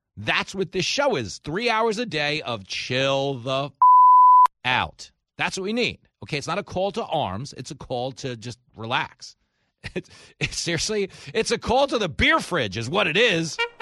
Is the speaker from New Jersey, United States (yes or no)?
no; New York, United States; I grew up in New York.